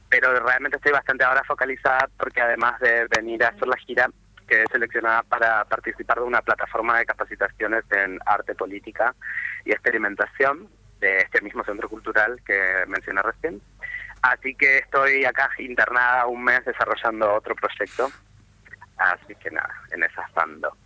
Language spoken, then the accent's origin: Spanish; Posadas, Misiones, Argentina; moved away; also born or lived in Buenos Aires; dejé mi pueblito para que no me maten, básicamente mi pueblo de frontera, en Posadas Misiones